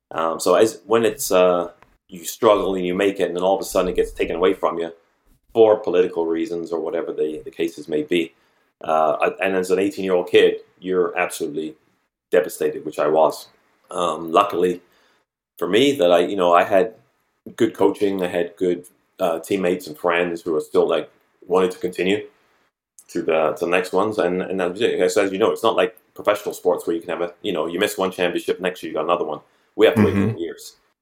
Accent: North York, Ontario, Canada; I was brought up Catholic in North York

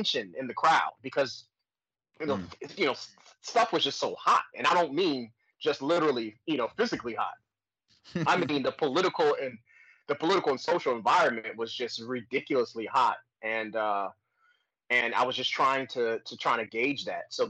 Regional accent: Detroit, Michigan, United States; I'm originally from Detroit, Michigan, born and raised

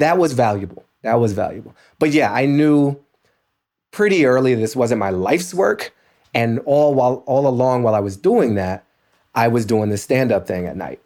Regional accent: Washington, District of Columbia, United States; moved away; the Washington Post, my hometown paper

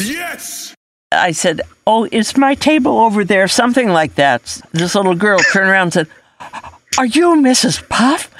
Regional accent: Denver, Colorado, United States; I was born and raised in Denver, Colorado

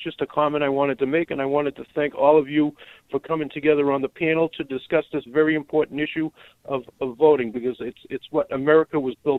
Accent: Stoughton, Massachusetts, United States; Usually in my hometown of Stoughton, Massachusetts, you get an older population voting, everybody from like 35 to 70 or 80.

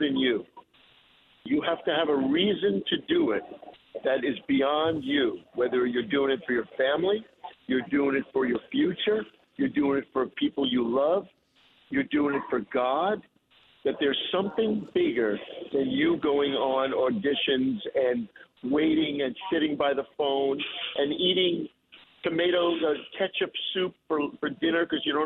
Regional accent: North Massapequa, New York, United States; I grew up in North Massapequa, the Plain Edge School District. And I got there when I was 7 years old, and I left when I was 17.

